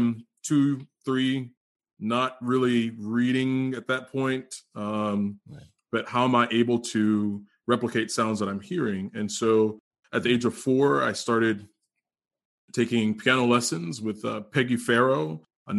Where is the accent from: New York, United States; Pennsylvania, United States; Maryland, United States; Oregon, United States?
Maryland, United States; Cambridge; that's where I'm from.